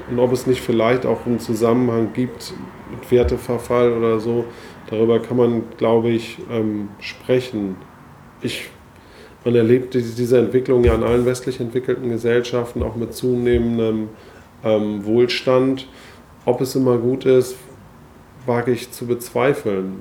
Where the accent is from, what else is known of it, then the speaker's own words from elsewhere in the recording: Hamburg, Germany; ich bin geboren in Hamburg, ähm, zur Schule gegangen, studiert.